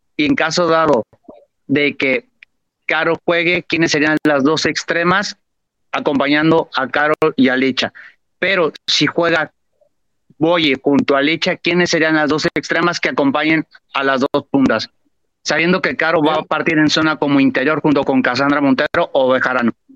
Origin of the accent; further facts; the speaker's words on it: Guadalajara, Jalisco, Mexico; moved away as an adult; now in Barcelona, Spain; soy de Guadalajara, pero ahorita mismo me vine para Europa a estudiar la carrera precisamente de entrenador y no estoy en la ciudad